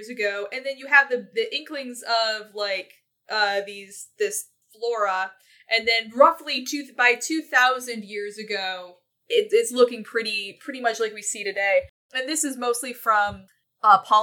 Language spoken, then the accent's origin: English; Michigan, United States; I'm from Michigan.